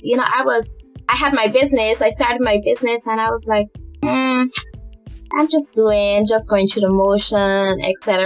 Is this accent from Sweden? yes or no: no; Guyana; I lived most of my life in Guyana